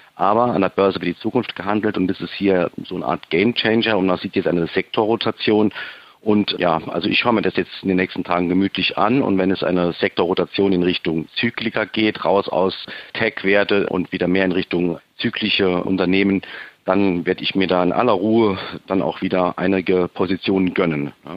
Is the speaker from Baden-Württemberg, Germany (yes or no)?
no; Saarbrücken, Saarland, Germany